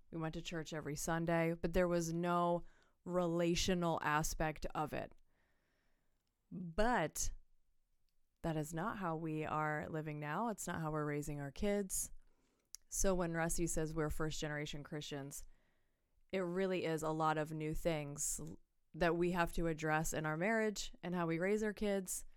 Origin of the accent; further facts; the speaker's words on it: Pennsylvania, United States; I was born and raised here